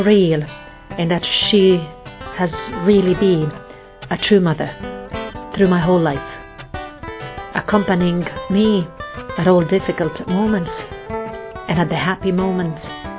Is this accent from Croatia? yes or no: yes; Croatia; I come from Croatia.